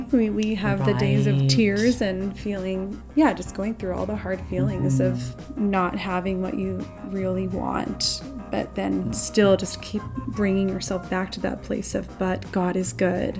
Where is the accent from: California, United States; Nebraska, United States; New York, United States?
California, United States; San Diego; I was born and raised in San Diego.